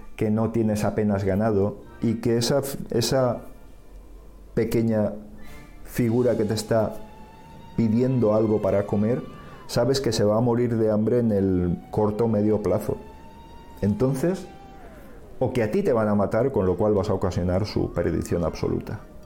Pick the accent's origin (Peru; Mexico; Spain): Spain; un gallego, como nos llaman ellos